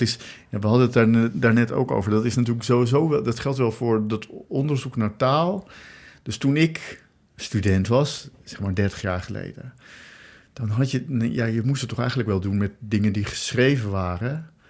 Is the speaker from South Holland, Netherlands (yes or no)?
yes; Rotterdam, South Holland, Netherlands; ik ben geboren in Rotterdam